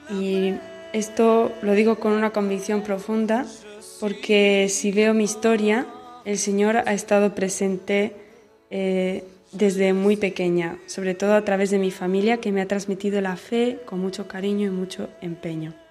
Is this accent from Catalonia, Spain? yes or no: yes; Barcelona, Catalonia, Spain; moved away as an adult; now in Central African Republic; soy misionera comboniana, soy de Barcelona